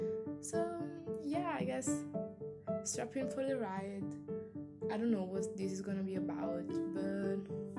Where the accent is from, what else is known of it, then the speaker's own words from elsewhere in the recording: Italy; I'm a person from Italy. I'm 20 years old.